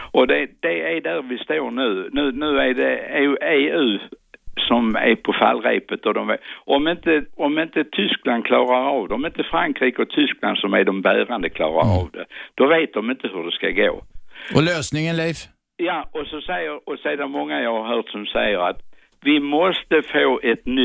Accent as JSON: {"language": "Swedish", "region": "Skåne", "country": "Sweden", "said": "Jag, skry, jag är skåning, men jag skryter aldrig."}